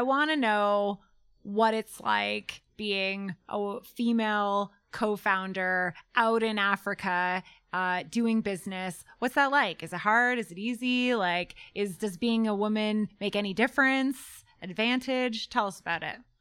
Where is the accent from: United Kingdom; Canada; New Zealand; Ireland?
Canada; also born or lived in Denver, Colorado; I'm Canadian